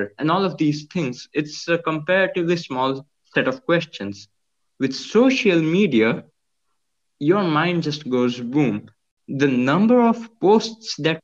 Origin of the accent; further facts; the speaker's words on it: Jajpur, Odisha, India; now in Bhubaneswar, India; I'm in Bhubaneswar. It's the capital of Odisha, which obviously is a state in India. And my childhood has been in an industrial town called Jajpur that's 100 kilometers away